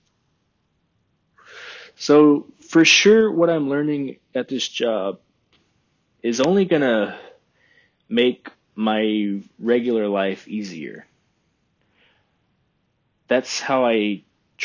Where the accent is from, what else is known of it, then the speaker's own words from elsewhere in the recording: Texas Hill Country, United States; moved away as an adult; now in Oregon, United States; I love where I'm from. You know, the Hill Country